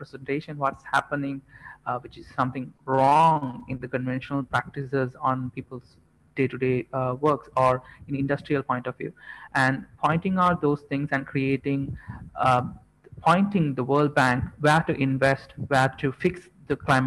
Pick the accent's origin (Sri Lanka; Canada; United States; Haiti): Sri Lanka; Jaffna, Northern Province; now in Colombo, Sri Lanka; since we are all coming from Jaffna